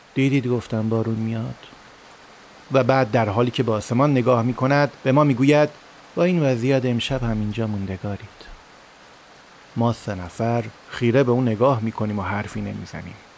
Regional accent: Iran; ما ایرانی هستیم

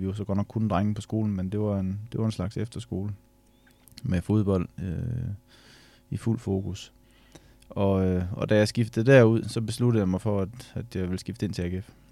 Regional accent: Ørum Djurs, Central Denmark Region, Denmark; Det her, det hedder Ørum Djurs, det ligger ude på Djursland.

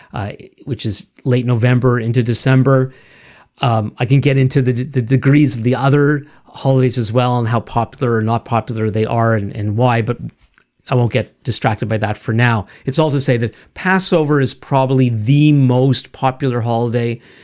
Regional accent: Montreal, Quebec, Canada; we both grew up in the city of, of Montreal

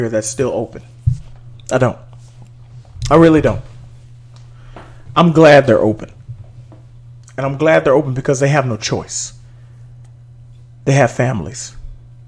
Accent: Dallas, Texas, United States; in Texas, in Dallas, in my hometown

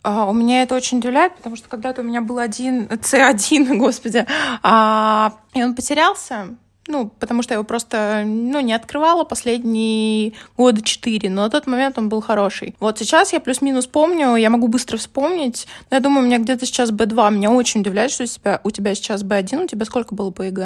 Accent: Moscow Oblast, Russia; я как бы из Подмосковья

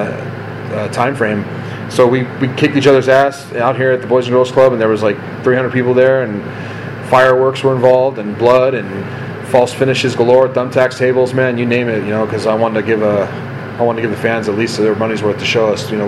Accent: Simi Valley, California, United States; here in Simi, which is my hometown

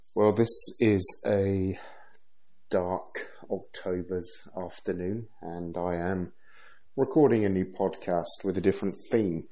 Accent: London, United Kingdom; moved away as an adult; also born or lived in Bristol; now in Sweden; I've been British born, lived in London for most of my life after I moved from Bristol. But in 2011, I moved to Sweden.

